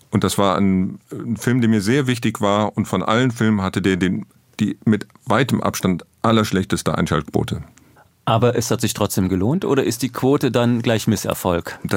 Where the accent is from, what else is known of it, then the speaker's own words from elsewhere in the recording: Rhineland, Germany; Ich bin gebürtiger Rheinländer